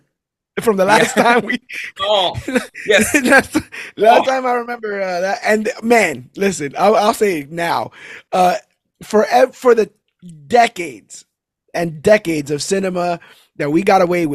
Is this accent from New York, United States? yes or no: yes; New York City, New York, United States; I was born and raised in Brooklyn, New York